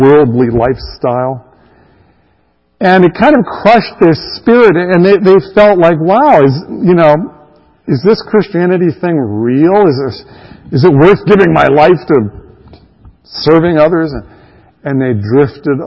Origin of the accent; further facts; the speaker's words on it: Greensburg, Pennsylvania, United States; also born or lived in Rhode Island; I was raised there in Western Pennsylvania. I don't remember anything about Rhode Island. I was too young, by the time we moved away. I grew up there in Western Pennsylvania.